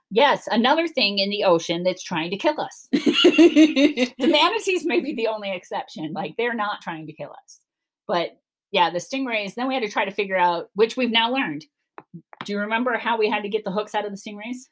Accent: Cleveland, Ohio, United States; now in Florida, United States; I'm from Cleveland

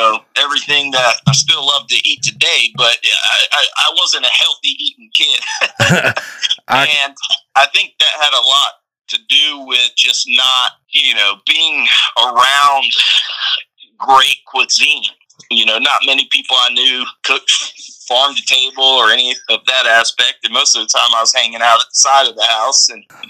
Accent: Norcross, Georgia, United States; now in Charleston, United States; I grew up outside of Atlanta in kind of the suburbs of Norcross

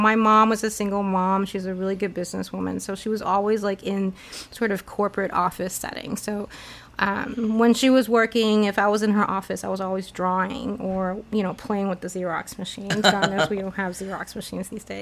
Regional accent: New York City, New York, United States; also born or lived in Taipei, Taiwan; When I was 10, my parents divorced and my mom really wanted me to come to New York and start studying in New York. So we came to New York City.

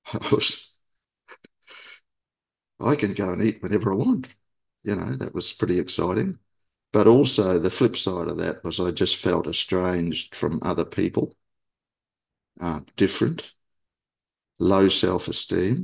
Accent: Auckland, New Zealand; moved away as an adult; also born or lived in Sydney, Australia; now in Australia; I moved from my where I was born in Auckland, New Zealand, to Australia in 1980, Sydney.

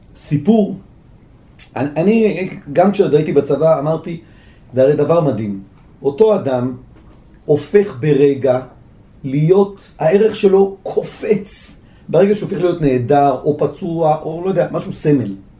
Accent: Bat Yam, Tel Aviv District, Israel; now in Jerusalem, Israel; גדלתי בבת ים

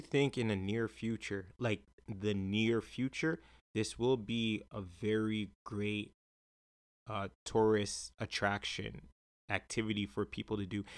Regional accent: Jamaica; as a Jamaican, right, um, us Jamaicans

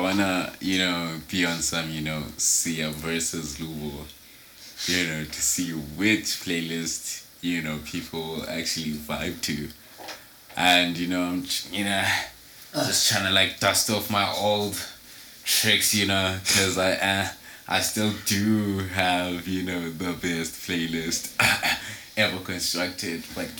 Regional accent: Australia; But okay, because I'm Australian.

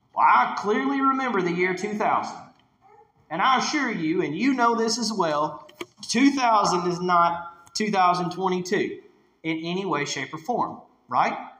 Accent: Whitesville, Kentucky, United States; now in Hardinsburg, United States; I grew up in Whitesville, Kentucky

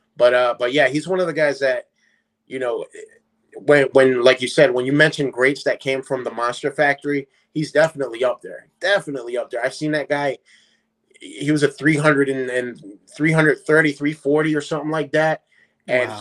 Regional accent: Paulsboro, New Jersey, United States; also born or lived in Puerto Rico; when I came from Puerto Rico, I I lived in North New Jersey, but I then moved down to South Jersey, little small town called Paulsboro. That's where I grew up

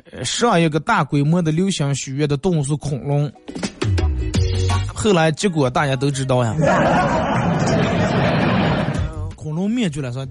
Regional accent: China; 首先，我觉得咱们作为一个中国人，肯定得把咱们中国自个儿的传统的节日过好啊！

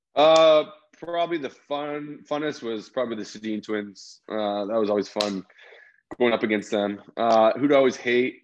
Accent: Toronto, Ontario, Canada; moved away as an adult; also born or lived in Chicago; even growing up in Toronto

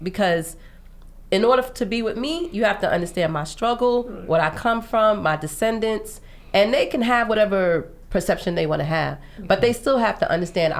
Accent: New York City, New York, United States; we was all in it together growing up in Queens and Brooklyn

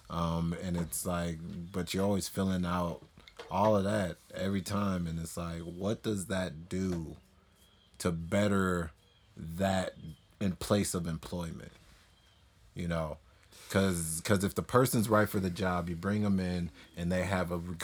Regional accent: United States; accent: American; an African American whose parents were, you know, fleeing war and civil war in Liberia

